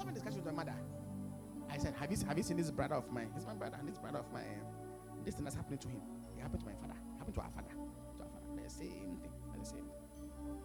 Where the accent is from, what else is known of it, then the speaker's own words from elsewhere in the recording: Volta, Ghana; I'm from the Volta region